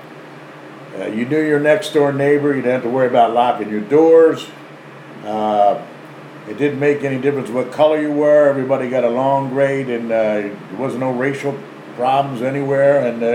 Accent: Conshohocken, Pennsylvania, United States; now in King of Prussia, United States; I was born in Conshohocken, raised in Conshohocken until the time I went into service, and now I'm in the King of Prussia area

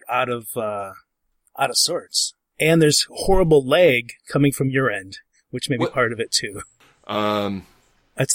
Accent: close to Bay City, Michigan, United States; I grew up close to Bay City.

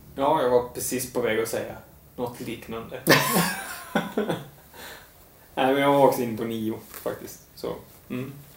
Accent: Lidköping, Västra Götaland, Sweden; jag är ju uppväxt i Lidköping

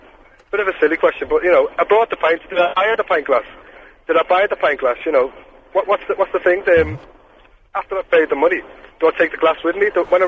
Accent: Liverpool, North West England, United Kingdom; accent: Scouse; now in England; I am from Liverpool

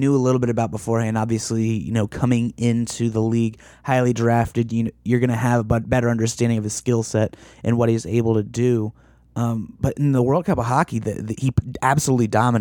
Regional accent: United States; being an American

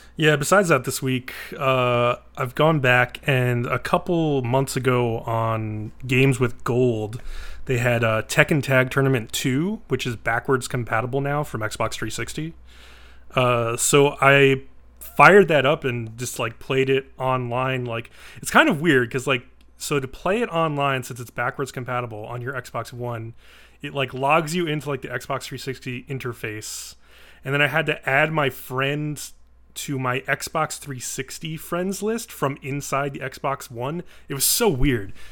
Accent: East Coast, United States; moved away; I'm from the East Coast

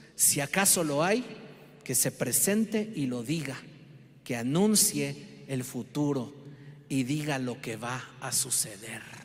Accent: Mexico; Como mexicanos

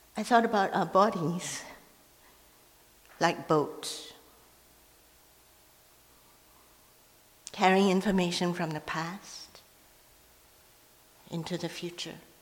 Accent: Malaysia; first language Hokkien; English is a second language; now in Vancouver, Canada; I was growing up in Malaysia, I grew up at a time when Chinese people were not allowed to perform the lion dance in public

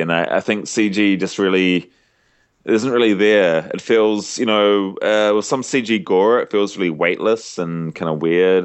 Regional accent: New Zealand; as a Kiwi

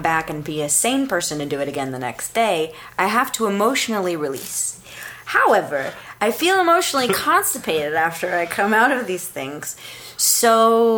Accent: United States; I'm an American.

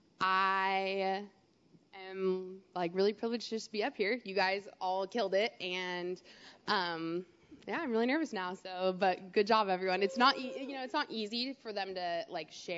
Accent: Maple Valley, Washington, United States; growing up for me, I grew up in Maple Valley.

